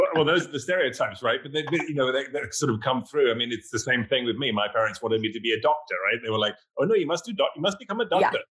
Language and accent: English; England, United Kingdom; accent: English; now in New York, United States